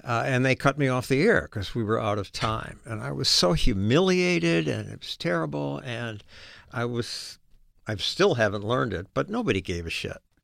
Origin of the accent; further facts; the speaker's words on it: Chicago, Illinois, United States; moved away; also born or lived in Oregon / New York City; I was raised in Chicago.